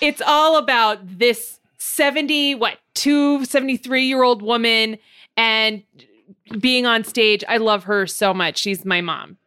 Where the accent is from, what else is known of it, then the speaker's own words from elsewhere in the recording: Montebello, California, United States; I'm from Montebello.